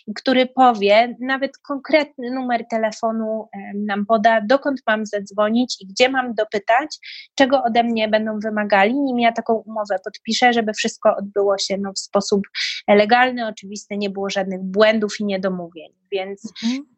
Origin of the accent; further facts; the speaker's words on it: Poland; moved away as an adult; now in United Kingdom; pochodzę z kraju, gdzie ludzie na co dzień, no, Pola-, Polacy są takim kodem kulturowym bardzo zasadniczym, oficjalnym